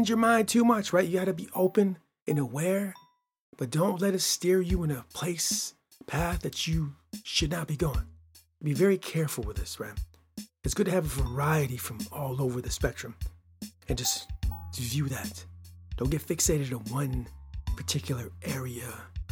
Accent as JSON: {"language": "English", "region": "Midwest of the United States", "country": "United States", "said": "I'm from the Midwest of the United States of America"}